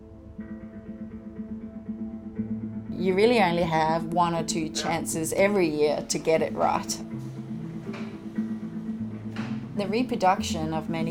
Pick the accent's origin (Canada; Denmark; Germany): Denmark; moved away as an adult; I'm from Denmark. The wilderness is about the same square area as like highways. So there's not a lot of wilderness there. So I left after high school